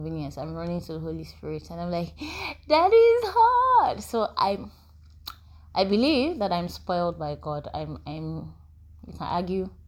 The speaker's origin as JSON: {"language": "English", "country": "Nigeria", "said": "we're Nigerian"}